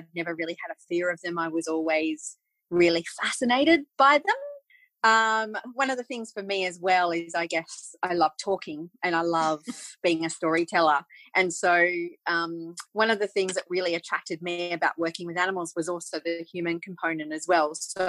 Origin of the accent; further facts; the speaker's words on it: England, United Kingdom; moved away; So we emigrated from England back in 1982. And part of the reason why we did that was because my parents always wanted a farm.